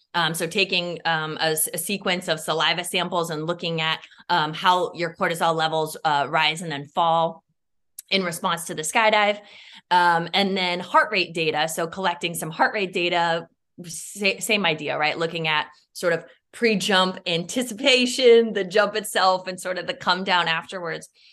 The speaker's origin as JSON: {"language": "English", "region": "Iowa", "country": "United States", "tie": "born or raised there", "also_born_or_lived": "Chicago", "moved": "yes", "said": "I grew up in Iowa on, on, on a farm"}